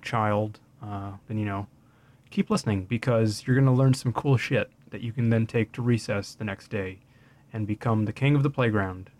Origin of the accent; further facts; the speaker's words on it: Winnipeg, Manitoba, Canada; born and raised in Winnipeg, Manitoba, continues to live in Winnipeg, Manitoba till this day